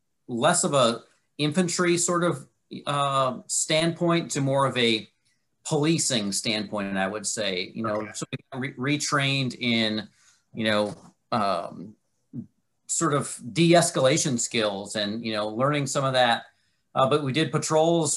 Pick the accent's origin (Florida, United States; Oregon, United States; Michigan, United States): Michigan, United States; moved away as an adult; I'm from Michigan originally.